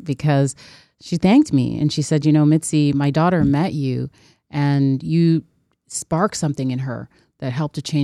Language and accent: English; Toronto, Ontario, Canada; growing up in Scarborough, and that Science Center was always so revered